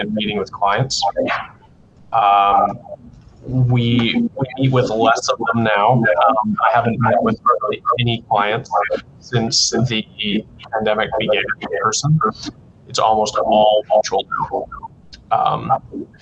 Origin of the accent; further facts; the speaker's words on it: McLaughlin, Alberta, Canada; So I grew up in McLaughlin, which I don't know if some of you definitely know. It's just southwest of Lloydminster.